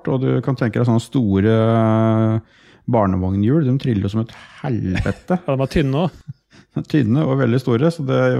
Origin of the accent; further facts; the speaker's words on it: Sarpsborg, Østfold, Norway; Som alltid i Øvre Tune, der jeg er fra.